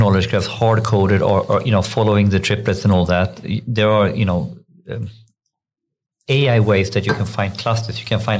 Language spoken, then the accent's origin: English; Sweden; also born or lived in Australia; I definitely feel Swedish now. I'm not sure how Swedish I felt when I lived there, and I definitely feel like I have two homes.